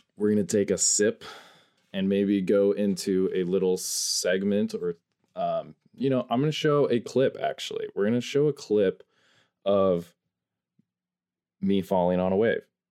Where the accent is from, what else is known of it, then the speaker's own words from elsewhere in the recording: North Idaho, United States; I am from North Idaho, up here in the U S A.